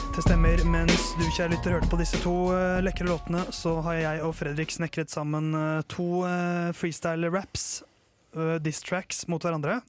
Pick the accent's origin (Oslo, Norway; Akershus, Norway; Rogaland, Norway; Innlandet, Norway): Oslo, Norway; Tåsen; Jeg er fra Tåsen